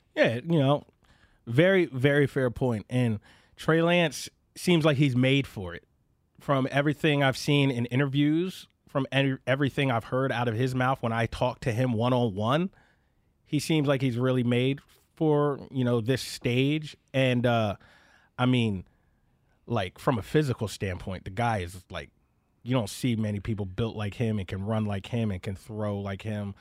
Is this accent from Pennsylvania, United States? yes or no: yes; Philadelphia, Pennsylvania, United States; my hometown